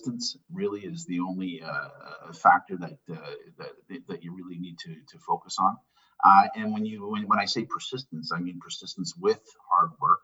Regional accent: Elliot Lake, Ontario, Canada; also born or lived in Sudbury, Ontario; I was born in Sudbury, Ontario. So I'm a Northern Ontario boy. Mm-hmm. And we moved probably 9 months after I was born to a little town outside of Elliott Lake. So I was able to grow up with a heavy Italian influence and a heavy Northern Ontario influence

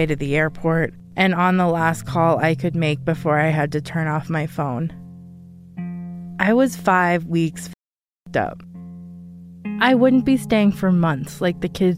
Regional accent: Denver, Colorado, United States; I grew up in Colorado

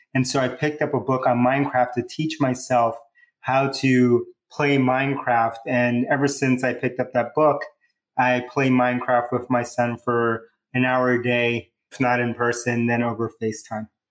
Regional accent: New York City, New York, United States; accent: New Yorker; also born or lived in Bronx, New York; My hometown, I was born in the Bronx, New York, but I grew up in Queens

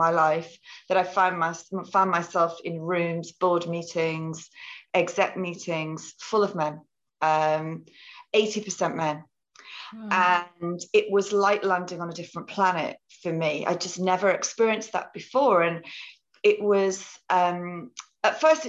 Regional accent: near Liverpool, North West England, United Kingdom; moved away as an adult; also born or lived in Cambridge; I was born near Liverpool

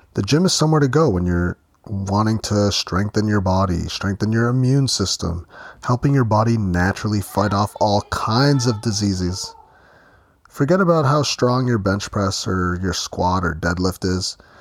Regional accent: Ontario, Canada; my hometown

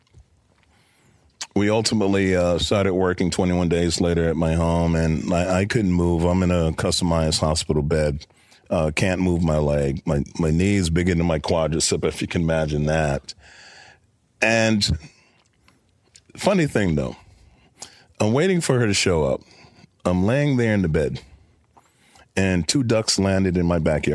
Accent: New York City, New York, United States; I'm a kid from Brooklyn.

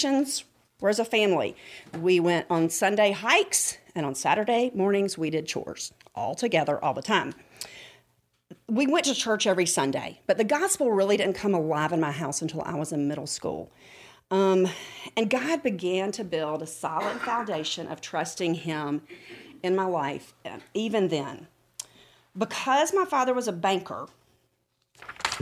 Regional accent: Rome, Georgia, United States; I grew up in Rome, Georgia.

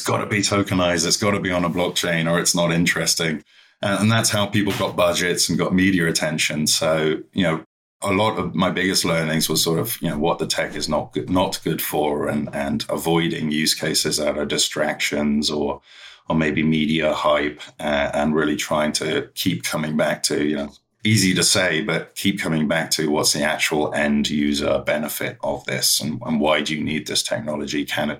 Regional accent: London, United Kingdom; moved away as an adult; So I'm from London originally and ended up moving to Beijing

